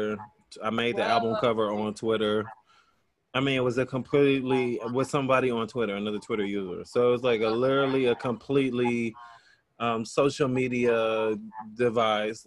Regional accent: Kansas City, Kansas, United States; where I grew up in Kansas City, Kansas, but I was born in Kansas City, Missouri

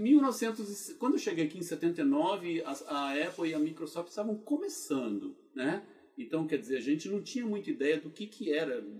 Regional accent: Goiânia, Goiás, Brazil; moved away as an adult; also born or lived in Brasília, Brazil; now in United States; eu sou natural de Goiânia, Goiás

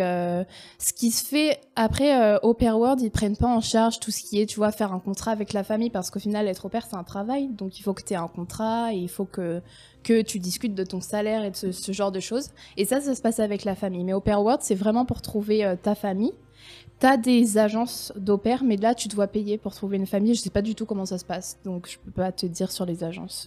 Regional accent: France; moved away as an adult; now in Helsinki, Finland; nous, en France

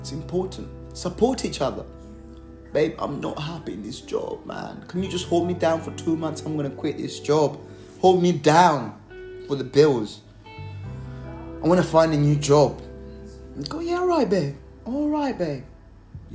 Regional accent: Malawi; now in Surrey, United Kingdom; from back home from Malawi

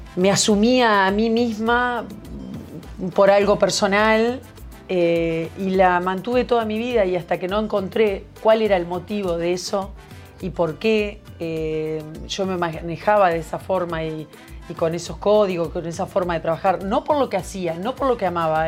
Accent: Uruguay; como era uruguaya

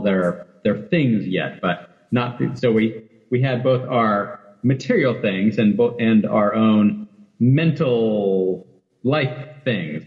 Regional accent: Oregon, United States; now in Seattle, United States; I'm from Oregon originally, so I'm definitely a Northwesterner.

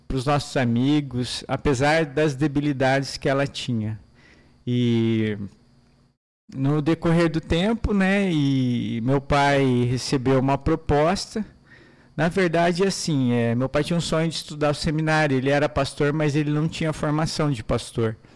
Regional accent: Maringá, Paraná, Brazil; Eu sou de Maringá, nasci em Maringá, Paraná, uma cidade linda, uma cidade maravilhosa, onde pude crescer ali, nascer ali

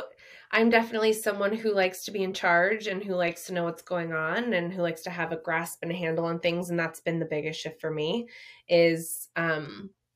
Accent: Whidbey Island, Pacific Northwest, Washington, United States; I grew up on an island in the Pacific Northwest, Whidbey Island, and I grew up in the woods

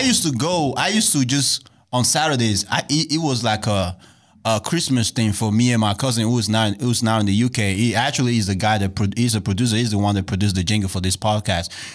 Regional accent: Nigeria; now in United States; I'm originally from Nigeria

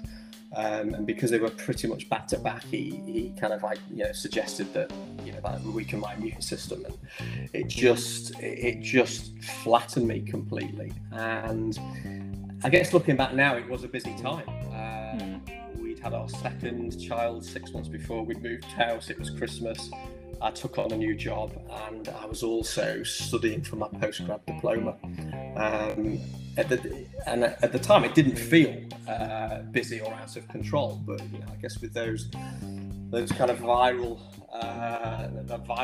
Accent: Chester, North West England, United Kingdom; moved away as an adult; now in Nottingham, United Kingdom; I live in Nottingham, born and bred in Chester. I moved over here in my mid-20s for business

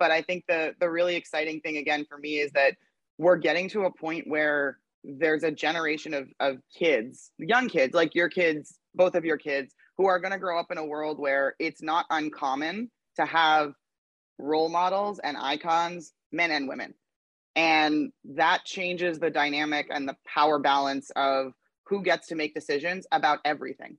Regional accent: Canada; moved away as an adult; now in United States; I grew up in Canada

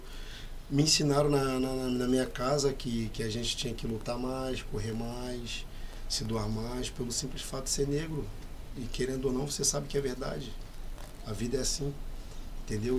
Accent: Rio de Janeiro, Brazil; eu sou do Rio

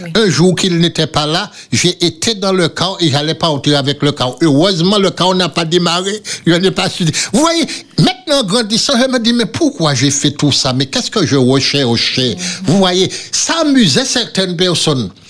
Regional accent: Le Prêcheur, Martinique; Et quand j'ai revu là, là où j'ai grandi

